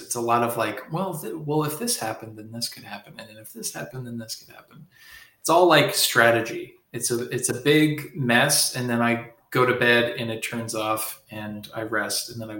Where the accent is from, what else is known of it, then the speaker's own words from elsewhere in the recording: Nova Scotia, Canada; cause I'm from Nova Scotia and we had these mini pizzas.